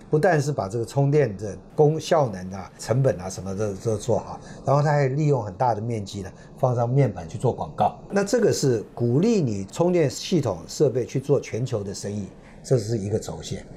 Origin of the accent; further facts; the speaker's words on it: Taiwan; 然后我们台湾人。赚的利润是有多少？